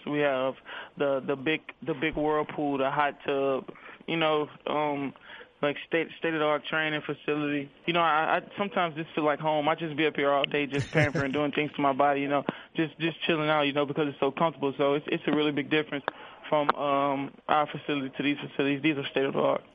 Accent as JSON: {"language": "English", "town": "Baton Rouge", "region": "Louisiana", "country": "United States", "tie": "born or raised there", "said": "I was born in Baton Rouge, Louisiana"}